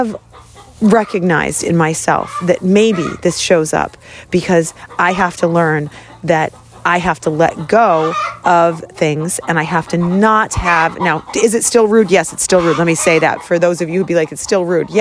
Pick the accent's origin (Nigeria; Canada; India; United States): United States; Boston, Massachusetts; I grew up in Boston